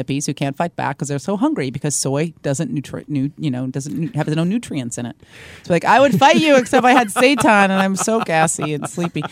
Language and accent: English; the Bay Area, California, United States; I'm from the Bay Area, so being raised in this kind of like ridiculous, like super progressive, dumb culture